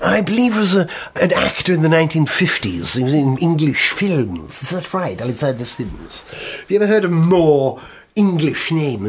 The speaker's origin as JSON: {"language": "English", "region": "Tasmania", "country": "Australia", "said": "Well, you know, I'm from Tasmania originally."}